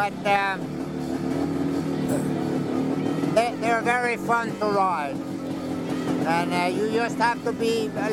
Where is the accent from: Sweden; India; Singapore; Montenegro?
Sweden; moved away as an adult; now in United States; I'm from Sweden, but I do live in this country. I came here in 1967